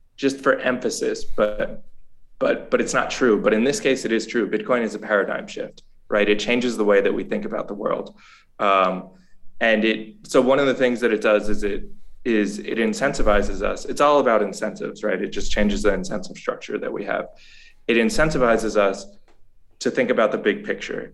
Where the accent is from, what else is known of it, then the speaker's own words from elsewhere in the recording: New York, United States; moved away as an adult; now in El Salvador; I'm originally from New York. I've been down here in El Salvador since August